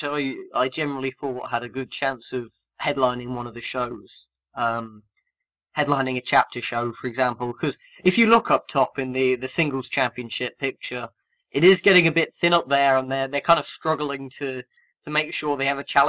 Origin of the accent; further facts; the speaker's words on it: United Kingdom; as a British wrestling fan